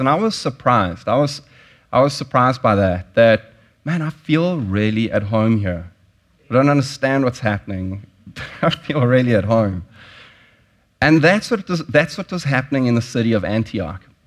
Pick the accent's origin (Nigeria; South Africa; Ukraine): South Africa; moved away; I grew up in South Africa. I grew up during apartheid